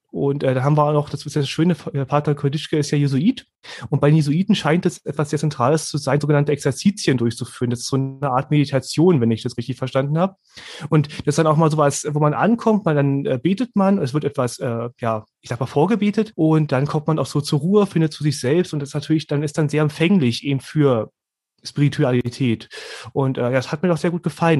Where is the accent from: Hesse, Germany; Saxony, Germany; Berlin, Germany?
Berlin, Germany; moved away as an adult; now in Bernau, Germany; Ich bin jetzt in Hohenschönhausen aufgewachsen